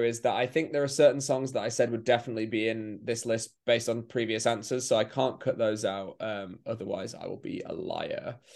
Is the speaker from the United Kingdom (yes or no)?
yes; England, United Kingdom; as an English person